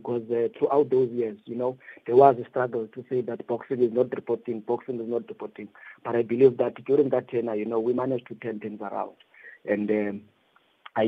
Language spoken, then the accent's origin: English; East London, Eastern Cape, South Africa; moved away as an adult; Born and bred in East London, and I've been part of boxing since my younger age